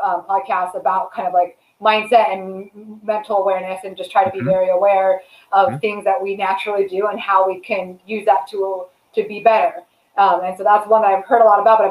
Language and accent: English; Southern California, United States; Born and raised in Southern California